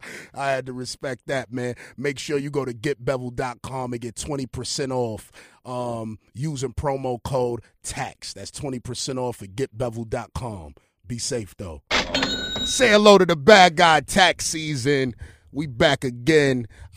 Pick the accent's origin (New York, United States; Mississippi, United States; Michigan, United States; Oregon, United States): New York, United States; Brooklyn; Get busy. And I'm from Brooklyn.